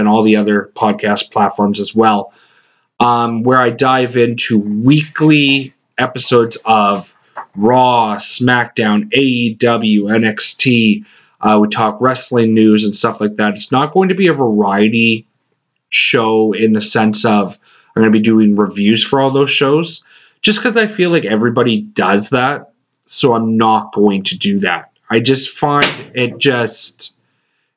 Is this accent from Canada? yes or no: yes; Western Canada, Canada; now in Atlantic Canada, Canada; I grew up in Western Canada